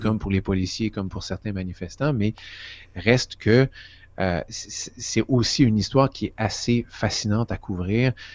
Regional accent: Quebec, Canada; moved away as an adult; also born or lived in Vancouver / Toronto / Washington; je viens du Québec

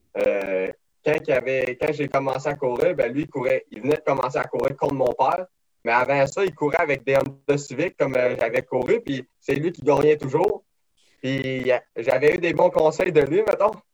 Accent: Saint-Joseph-de-Beauce, Quebec, Canada; j'ai grandi à Saint-Joseph-de-Beauce

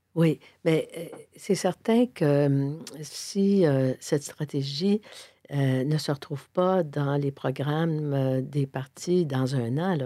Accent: Sainte-Thérèse, Quebec, Canada; also born or lived in Montreal; je suis montréalaise. Mais montréalaise dans le sens plus métropolitain parce que j'ai grandi, je suis née, j'ai grandi, j'ai toujours beaucoup, beaucoup, beaucoup de famille à Sainte-Thérèse

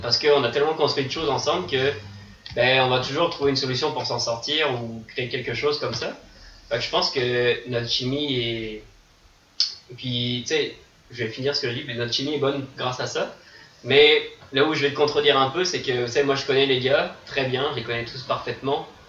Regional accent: France; now in Montreal, Canada; je suis français

